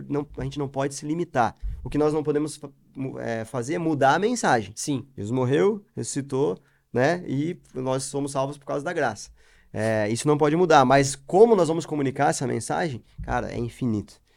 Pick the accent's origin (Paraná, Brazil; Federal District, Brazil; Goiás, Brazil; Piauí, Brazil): Paraná, Brazil; Curitiba; sou de Curitiba